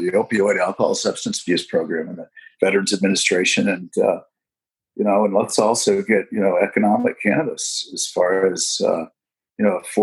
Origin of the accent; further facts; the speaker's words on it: Indiana, United States; Indiana, my home state